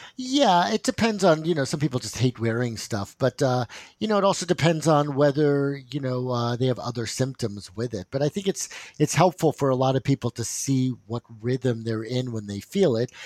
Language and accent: English; New Jersey, United States; I'm from New Jersey